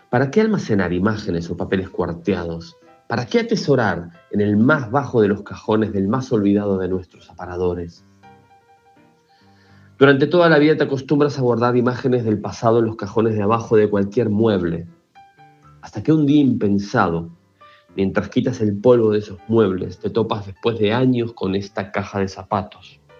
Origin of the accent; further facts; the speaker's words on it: Argentina; now in Barcelona, Spain; eh, soy un escritor argentino que bueno, reside en Barcelona hace casi 20 años